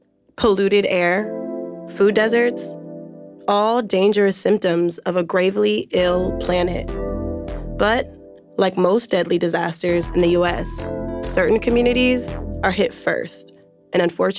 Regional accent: Oakland, California, United States; Oakland, California, my hometown.

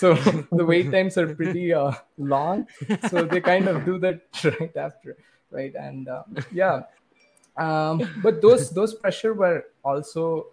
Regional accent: India; growing up in India

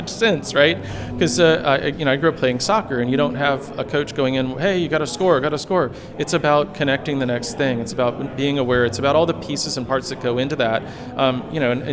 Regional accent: Florida, United States; I grew up in Florida

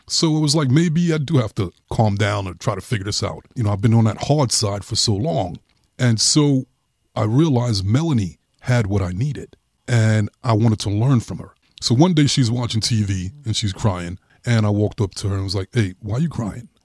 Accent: New York City, New York, United States; I grew up in Brooklyn.

